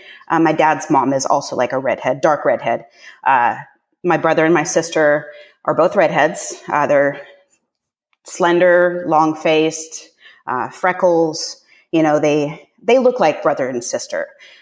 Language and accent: English; Pacific Northwest, United States; also born or lived in Northern California; I was born in Northern California when my parents first got together, and they proceeded to move north to the Pacific Northwest.